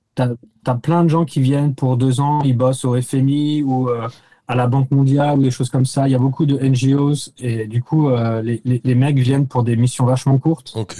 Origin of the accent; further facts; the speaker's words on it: France; accent: French; moved away as an adult; also born or lived in Paris; now in New York, United States; j'étais archi français